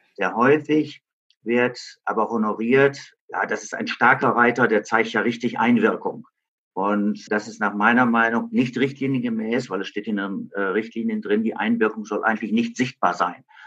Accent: Germany; in meiner Heimatstadt Frieden

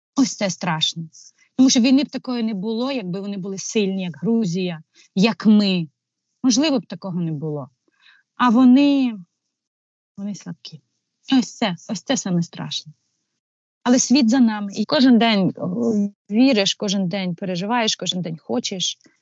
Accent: Ukraine; also born or lived in Kyiv suburbs; ми українці

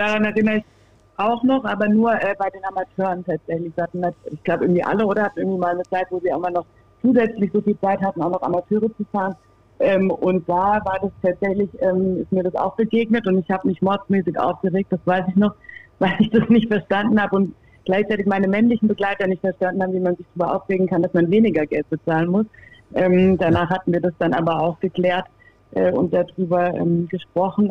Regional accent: Freiburg, Baden-Württemberg, Germany; ich bin damit groß geworden, im Dreisamstadion äh, groß geworden

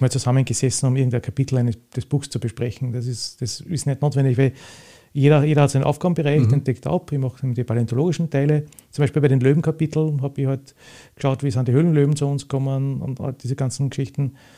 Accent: Retz, Lower Austria, Austria; in der Gegend, wo ich aufgewachsen bin, im Weinviertel bei Retz

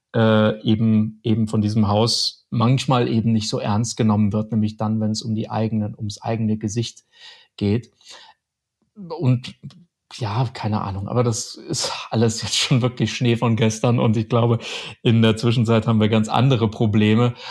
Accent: Germany; bei uns in Deutschland

